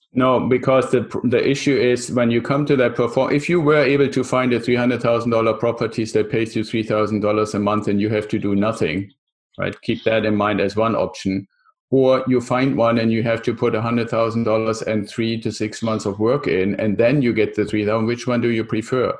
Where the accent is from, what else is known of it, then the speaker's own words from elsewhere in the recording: Germany; also born or lived in San Diego area, United States; now in San Diego, United States; I'm originally from Germany, still have a little bit of the accent, live in the San Diego area